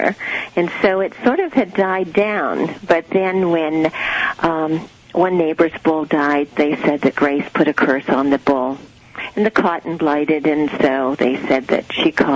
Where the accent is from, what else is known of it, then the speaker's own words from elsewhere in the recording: Canada; now in Virginia Beach, United States; when I first came to this country, I'm a Canadian